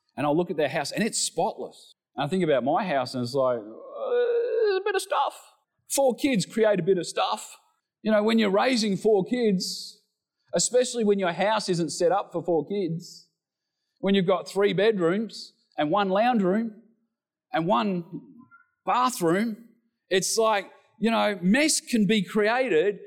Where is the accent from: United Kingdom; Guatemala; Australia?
Australia; we're Australian males